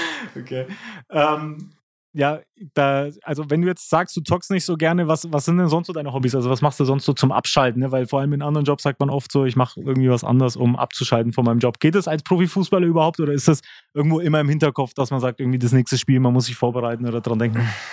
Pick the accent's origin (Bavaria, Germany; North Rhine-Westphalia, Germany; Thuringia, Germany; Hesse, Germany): Bavaria, Germany; Nuremberg; als Nürnberger